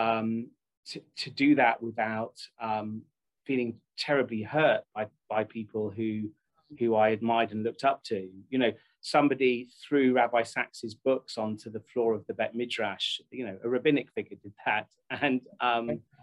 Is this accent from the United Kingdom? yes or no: yes; United Kingdom; I'm British